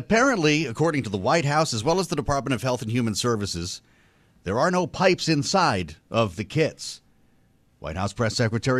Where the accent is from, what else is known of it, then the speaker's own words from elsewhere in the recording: Boston, Massachusetts, United States; I don't know, maybe it's because I'm from Boston.